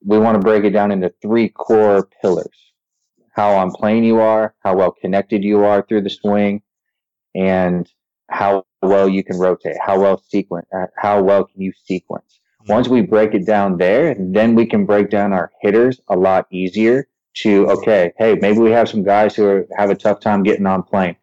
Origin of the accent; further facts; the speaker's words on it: San Diego, California, United States; growing up in San Diego